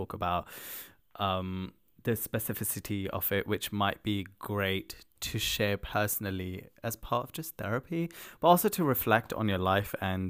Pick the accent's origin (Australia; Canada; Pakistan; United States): Pakistan; also born or lived in Netherlands; now in United Kingdom; Well, I started in Holland. Okay. I was born in Holland, moved to Pakistan, then came to the UK.